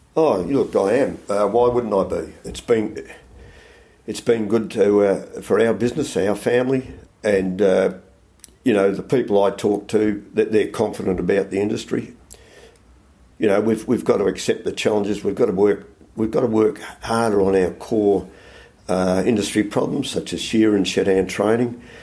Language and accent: English; Melbourne, Victoria, Australia; moved away as an adult; also born or lived in Toowoomba, Queensland; now in South Australia, Australia; I was born in Melbourne and educated in Melbourne, but I left Melbourne um, when I left school